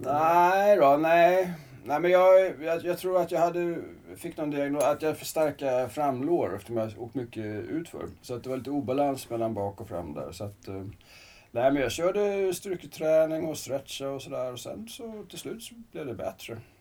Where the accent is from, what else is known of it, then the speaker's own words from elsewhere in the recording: Salem, Stockholm County, Sweden; also born or lived in Kungsholmen, Stockholm / Södertälje; född på Kungsholmen, eh, bodde ett par år i stan, sen så Salem, Rönning där ute. Gick gymnasiet